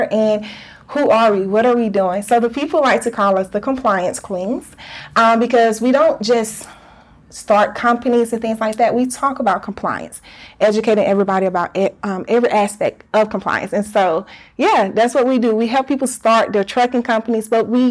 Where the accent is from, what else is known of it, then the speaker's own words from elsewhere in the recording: Alberta, Alabama, United States; also born or lived in Birmingham, Alabama; we were actually raised in, when we say southern country part of Alabama, it's called Alberta, Alabama